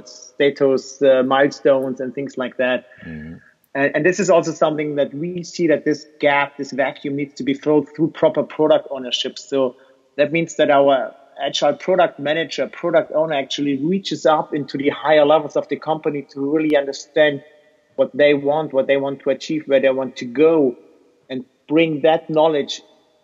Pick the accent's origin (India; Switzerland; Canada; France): Switzerland; I'm from Switzerland